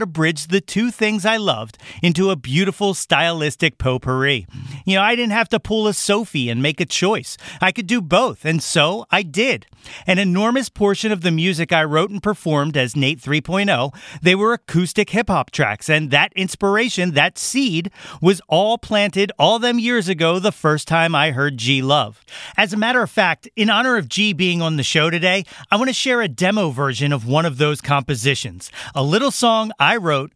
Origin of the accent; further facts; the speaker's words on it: North Wales, Pennsylvania, United States; my hometown of North Wales, Pennsylvania